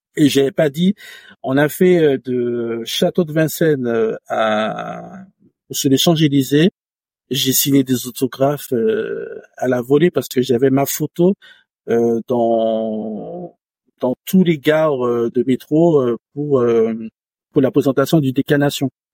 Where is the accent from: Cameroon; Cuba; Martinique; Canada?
Martinique; moved away; j'ai grandi en campagne, en Martinique, euh, vraiment à la campagne